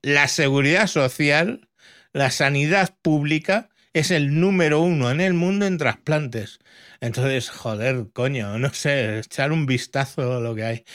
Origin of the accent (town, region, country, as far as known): Spain